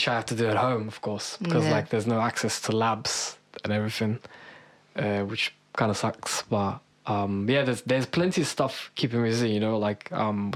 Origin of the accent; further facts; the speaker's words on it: Istanbul, Turkey; moved away as an adult; now in London, United Kingdom; I'm from Istanbul, Turkey. I moved here to London like 2.5 years ago now.